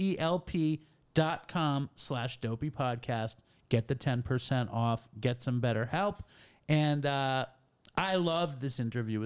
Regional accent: New York City, New York, United States; everyone I grew up with is from New York City

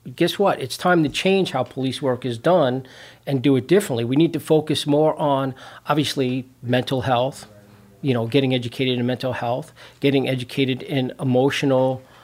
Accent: New York City, New York, United States; moved away as an adult; also born or lived in Long Island, New York / Chicago suburbs, Illinois; now in Chicago, United States; I'm originally from Brooklyn, New York. That's where I grew up.

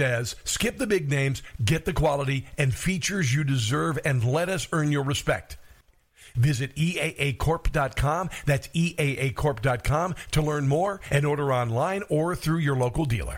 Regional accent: Iowa, United States; I'm from Iowa

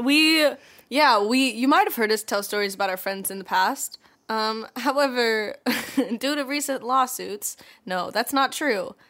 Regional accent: Atlanta, Georgia, United States; moved away; we're also both from Atlanta, and so when I was home for the holidays

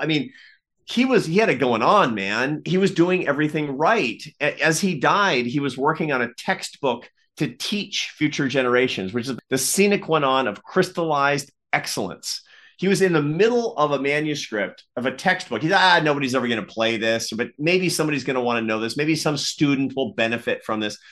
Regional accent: Seattle, Washington, United States; I grew up in the Pacific Northwest in Seattle

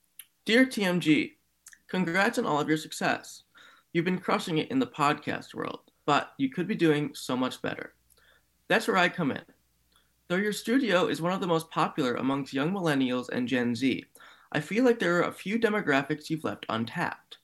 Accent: Cleveland, Ohio, United States; my hometown, the Guardians

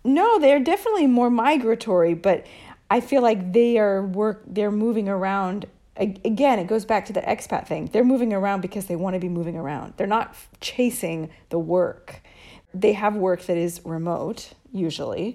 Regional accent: United States; moved away as an adult; now in Italy; being an American

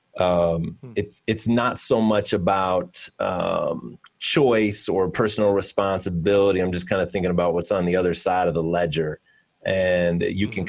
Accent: Cleveland, Ohio, United States; I am from Cleveland. Um, and very much a city boy myself

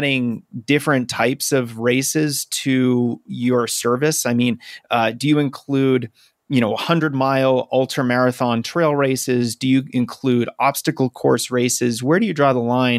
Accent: outside of Boston, Massachusetts, United States; I grew up outside of Boston

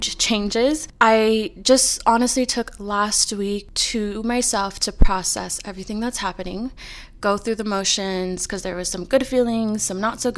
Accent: California, United States; We are both born and raised in California. We've never lived anywhere else other than California

